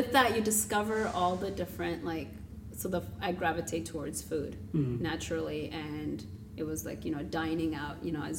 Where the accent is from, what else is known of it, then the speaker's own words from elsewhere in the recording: Toronto, Ontario, Canada; moved away as an adult; So 5 years ago, I moved from Toronto. My experience living there for 20 years was that accessibility. And it took, I think it's timing. You know, mm-hmm. I grew up there, so I also learned where to go, which neighborhoods.